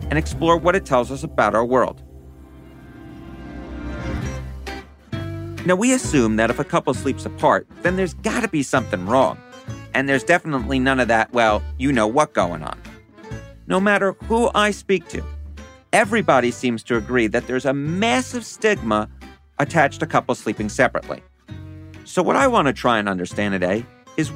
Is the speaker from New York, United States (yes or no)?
yes; New York, United States; I'm from New York